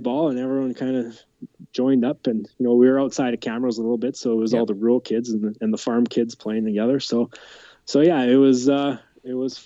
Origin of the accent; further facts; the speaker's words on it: Camrose, Alberta, Canada; I grew up just outside of Camrose, Alberta, on a farm